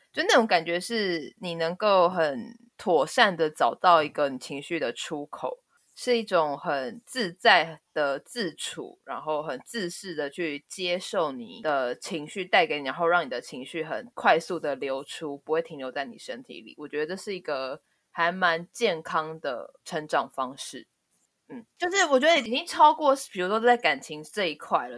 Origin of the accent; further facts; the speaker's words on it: Taiwan; 我们台湾人